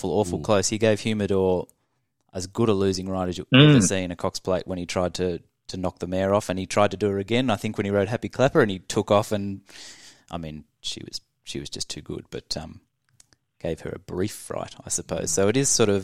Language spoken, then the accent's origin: English; Australia